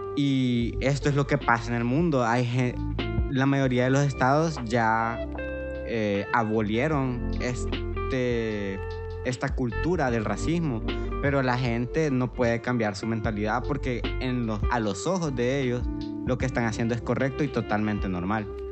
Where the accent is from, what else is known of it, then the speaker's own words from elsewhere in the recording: Honduras; nosotros como hondureños